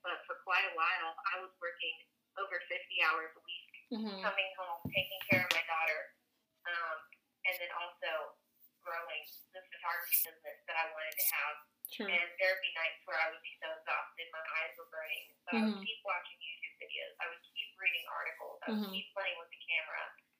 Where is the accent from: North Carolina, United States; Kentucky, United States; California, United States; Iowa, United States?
North Carolina, United States; also born or lived in Mexico; I'm actually North Carolina native.